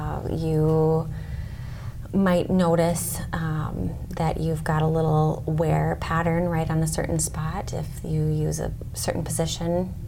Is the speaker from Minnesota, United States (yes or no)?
yes; Canby, Minnesota, United States; moved away as an adult; now in Sioux Falls, United States; I grew up in Canby, Minnesota.